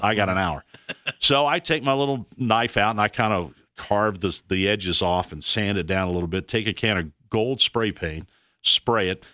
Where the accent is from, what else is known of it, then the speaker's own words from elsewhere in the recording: Fort Worth, Texas, United States; we're in Texas, Fort Worth